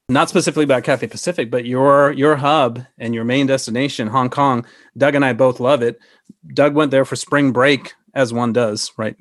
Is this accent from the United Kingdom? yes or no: no; Sri Lanka; moved away; I was born in Sri Lanka